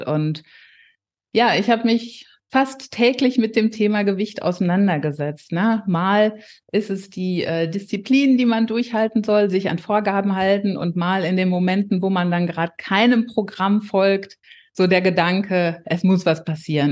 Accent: near Paderborn, North Rhine-Westphalia, Germany; 46 Jahre alt und ich komme aus der Nähe von Paderborn.

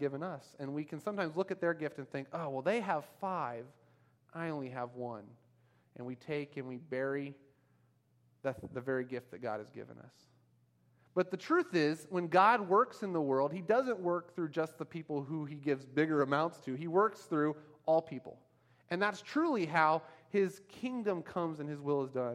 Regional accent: United States; moved away as an adult; now in Myanmar; we're American citizens

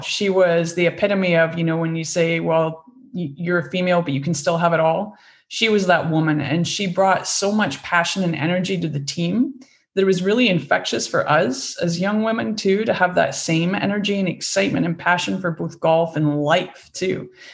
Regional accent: Scotland, United Kingdom; moved away as an adult; I grew up in Scotland on a farm.

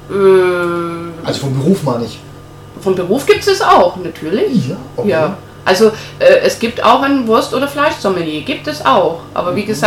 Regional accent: Nuremberg, Bavaria, Germany; born there; ich bin äh, gebürtige

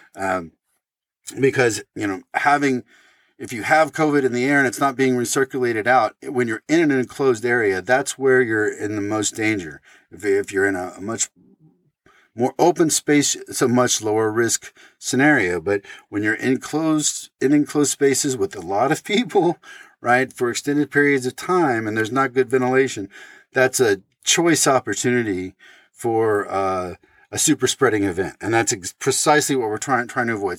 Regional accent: Oregon, United States; my home state of Oregon

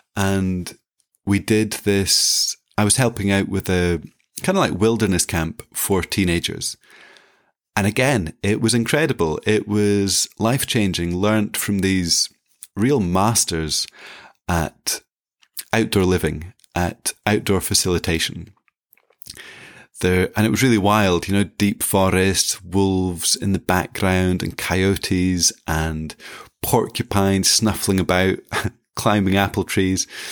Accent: Inverness, Scotland, United Kingdom; So I was eighteen, I had lived in Inverness in the north of Scotland all my life.

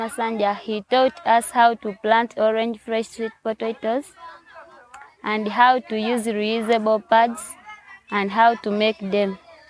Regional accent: Bulambuli District, Eastern Region, Uganda; I come from Blambuli district.

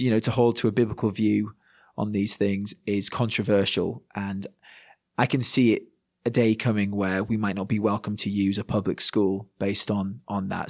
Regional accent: Yorkshire and the Humber, United Kingdom; moved away as an adult; now in Manchester, United Kingdom; as a Yorkshireman

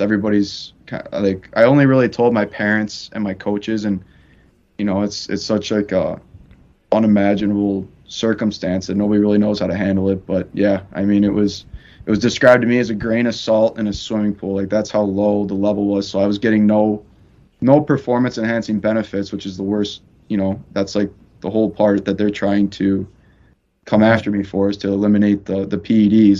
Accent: Chicago, Illinois, United States; moved away; I'm from Chicago

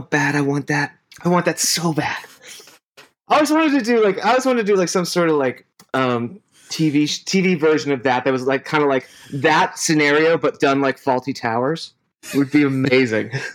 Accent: Pittsburgh, Pennsylvania, United States; our age and growing up in Pittsburgh, you had WDVE

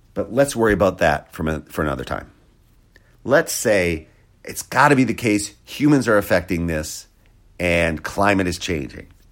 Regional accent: Wisconsin, United States; I grew up in Wisconsin

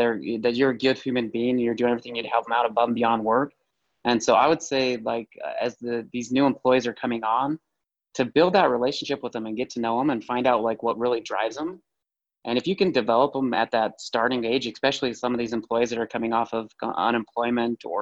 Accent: Utah, United States; I'm from Utah.

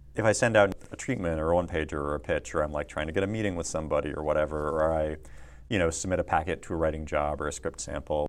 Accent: Tulalip Indian Reservation, Washington, United States; moved away as an adult; now in Los Angeles, United States; I grew up on the Tulalip Indian Reservation in Washington State.

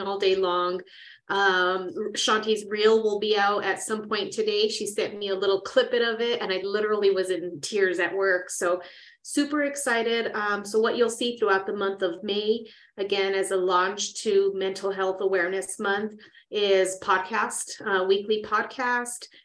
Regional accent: Las Vegas, New Mexico, United States; in Las Vegas, New Mexico, where it's my hometown too

